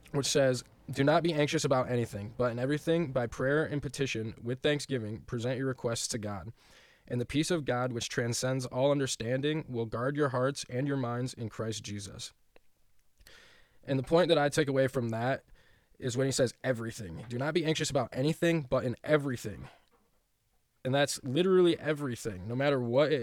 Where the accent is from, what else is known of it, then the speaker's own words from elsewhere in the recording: West Michigan, United States; growing up in West Michigan